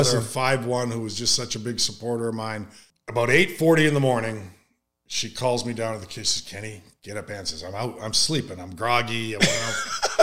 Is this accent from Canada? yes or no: yes; Edmonton, Alberta, Canada; moved away as an adult; I'm home in my hometown, Edmonton, Alberta